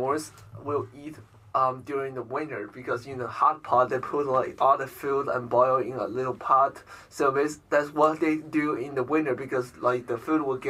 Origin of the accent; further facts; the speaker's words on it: middle part of China, central China, China; English is a second language; also born or lived in Ohio, United States; now in Guangzhou, China; Basically, my hometown is from middle part of China. But so I'm currently living in south part of China, which is nearby Hong Kong.